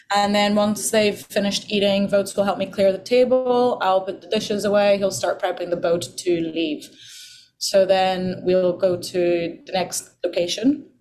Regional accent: Ireland; also born or lived in Portugal; now in Bahamas; when we moved to Ireland

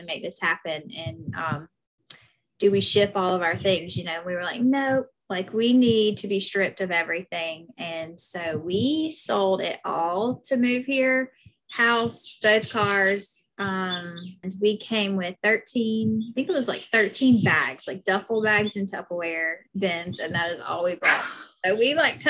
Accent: Anderson, South Carolina, United States; accent: Southern; moved away as an adult; now in Hawaii, United States; we were both born and raised in Anderson

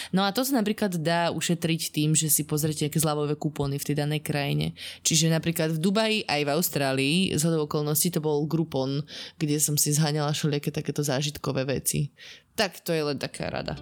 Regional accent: Slovakia; now in Dubai, United Arab Emirates; nie som až tak často teda doma na Slovensku

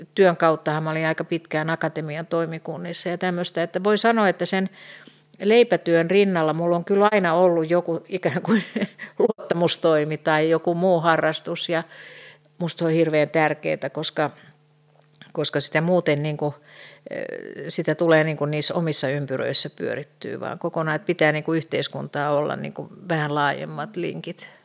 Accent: Helsinki, Uusimaa, Finland; mä olen Helsingistä kotoisin, niin mähän opiskelin kotoa käsin

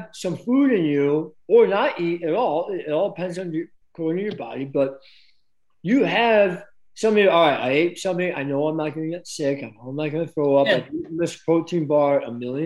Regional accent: Chicago, Illinois, United States; I'm from Chicago, right? Oh, I know all the streets

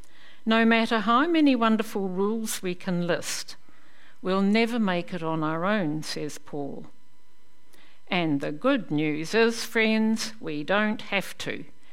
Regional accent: New Zealand; also born or lived in Belfast, United Kingdom; I turned 5 on the boat coming out to New Zealand

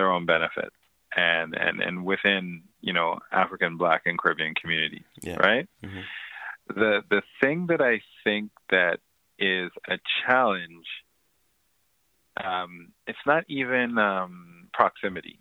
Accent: Ontario, Canada; I grew up in Ontario housing

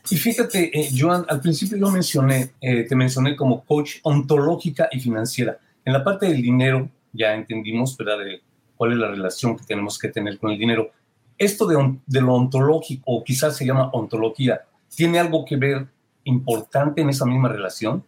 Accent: Mexico; now in United States; yo soy de México, y no teníamos la cultura ni del ahorro ni del financiamiento. Eh, eso lo vine a aprender acá en Estados Unidos.

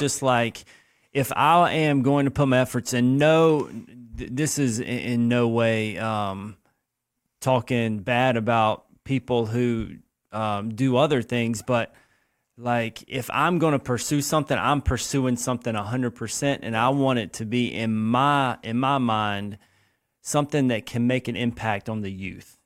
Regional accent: Lexington, South Carolina, United States; I grew up here in Lexington, South Carolina.

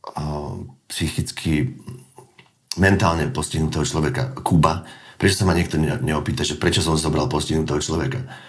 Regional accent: Slovakia; sme Slováci

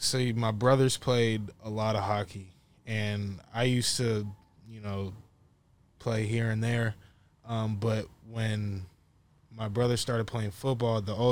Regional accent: Norco, California, United States; I'm from the Inland Empire, Norco

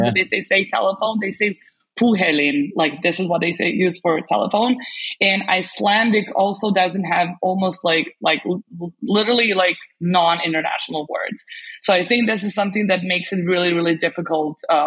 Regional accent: Serbia; first language Serbian; English is a second language; My native language is Serbian. I'm Serbian.

